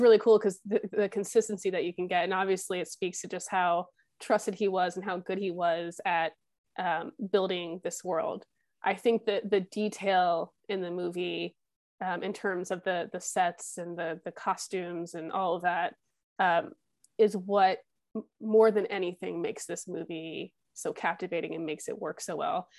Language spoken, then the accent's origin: English; United States; as an American